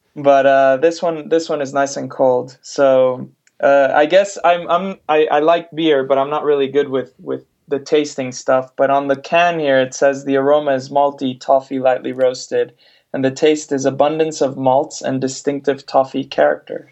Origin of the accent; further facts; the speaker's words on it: Mexico; also born or lived in United States; now in United Kingdom; I'm originally from Mexico, but I've lived in the US for uh, over 15, 16 years now